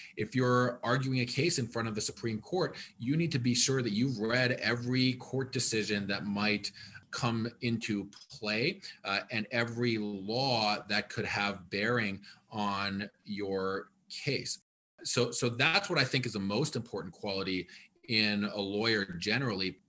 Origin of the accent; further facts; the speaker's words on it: Ann Arbor, Michigan, United States; also born or lived in Washington, D.C. / Detroit; I grew up here as a kid, um, I was born and raised here